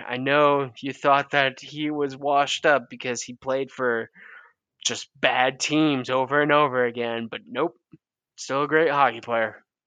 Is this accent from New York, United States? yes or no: yes; Western New York, United States; I am from Western New York